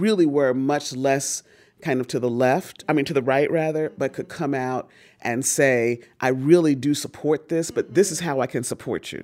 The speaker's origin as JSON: {"language": "English", "town": "Newark", "region": "New Jersey", "country": "United States", "tie": "born or raised there", "said": "I was born in Newark, New Jersey"}